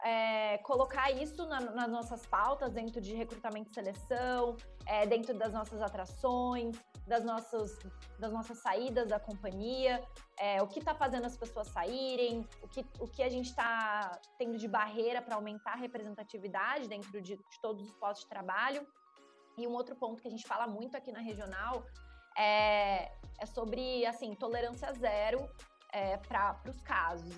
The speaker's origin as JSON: {"language": "Portuguese", "region": "interior of São Paulo", "country": "Brazil", "said": "sou do interior de São Paulo"}